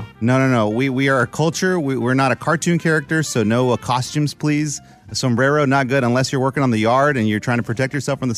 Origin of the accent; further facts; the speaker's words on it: United States; born there; Sure, I'm Hispanic. I am American. I was born here in America. However, a lot of my family, three generations down, were born in Mexico and we're Mexicans.